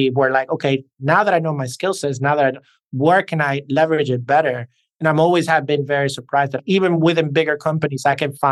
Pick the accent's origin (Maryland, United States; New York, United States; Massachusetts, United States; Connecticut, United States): New York, United States; accent: New York; And as you can hear, I have this blend of a New York accent and a Hispanic or Latin accent.